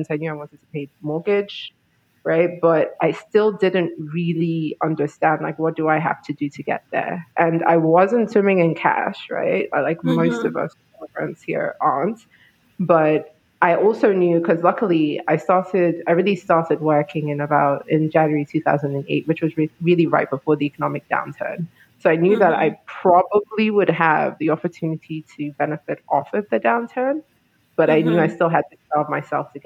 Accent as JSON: {"language": "English", "country": "Nigeria", "also_born_or_lived": "United Kingdom / Hungary / United States / Colombia", "moved": "yes", "lives_now": "New York City, United States", "said": "I'm from Nigeria originally, but I've lived on 4 continents."}